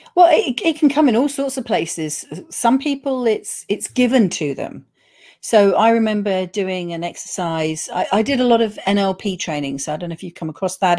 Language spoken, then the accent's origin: English; United Kingdom; we are reserved British people